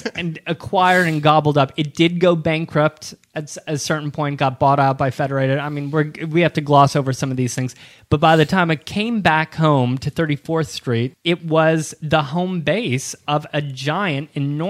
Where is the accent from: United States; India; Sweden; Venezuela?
United States; Ohio; now in New York City, United States; I grew up in Ohio with a May Company at the local mall